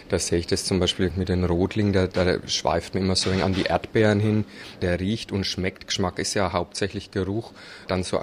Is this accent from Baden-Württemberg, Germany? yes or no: no; Bavaria, Germany; Wir kommen aus dem Berchtesgadener Land